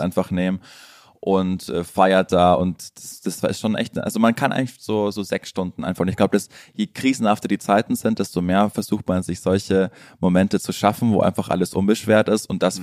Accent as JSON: {"language": "German", "region": "Bavaria", "country": "Germany", "tie": "born or raised there", "moved": "as an adult", "lives_now": "Berlin, Germany", "said": "Ich war in meiner alten Heimat Bayern"}